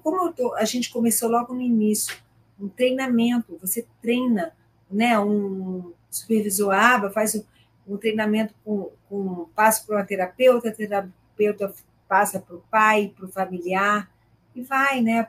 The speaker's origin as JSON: {"language": "Portuguese", "region": "interior of Rio de Janeiro state", "country": "Brazil", "moved": "yes", "lives_now": "Rio de Janeiro, Brazil", "said": "minha família é do interior, eu sou do interior do estado do Rio"}